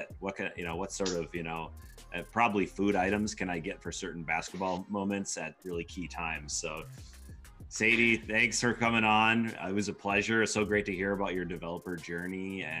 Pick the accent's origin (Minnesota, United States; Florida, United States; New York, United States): Minnesota, United States; I grew up in Minnesota